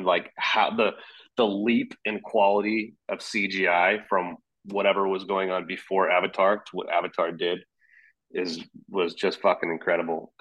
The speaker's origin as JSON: {"language": "English", "town": "Anaheim", "region": "California", "country": "United States", "tie": "born or raised there", "moved": "yes", "said": "I was born in Anaheim, so I spent all my time at Disneyland and Universal and Knott's Berry Farm"}